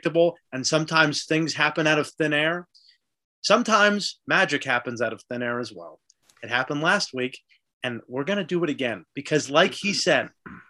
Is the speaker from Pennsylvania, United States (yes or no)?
no; Connecticut, United States; moved away; I'm back home, back in Connecticut now.